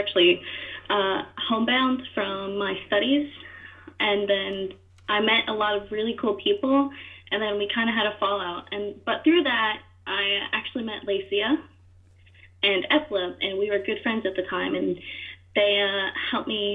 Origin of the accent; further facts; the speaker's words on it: East Coast America, United States; moved away as an adult; now in England, United Kingdom; I am from America, East Coast America